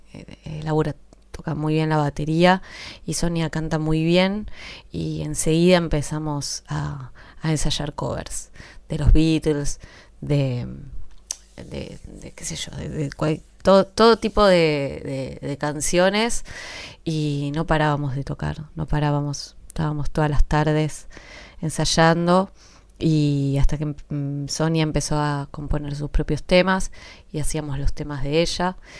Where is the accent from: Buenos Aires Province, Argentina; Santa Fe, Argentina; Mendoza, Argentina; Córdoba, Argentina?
Buenos Aires Province, Argentina; Florida; soy de Florida, de Vicente López, este, cerca ahí de Capital, a unas cuadras de Capital, de la General Paz